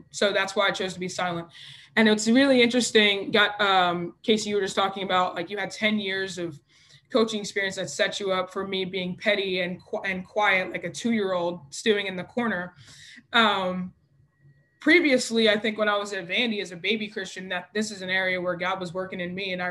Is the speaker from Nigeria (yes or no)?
yes; Nigeria; I'm Nigerian. We are passionate people.